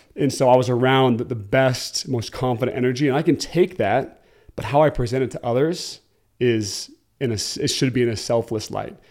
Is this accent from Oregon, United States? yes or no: yes; Oregon, United States; moved away as an adult; now in Utah, United States; I'm originally from Oregon and, uh, came to Utah to play football at B Y U.